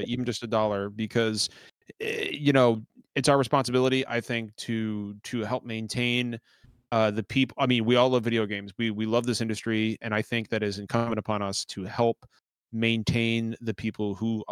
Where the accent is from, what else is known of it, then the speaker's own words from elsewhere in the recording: Chicago, Illinois, United States; I'm from Chicago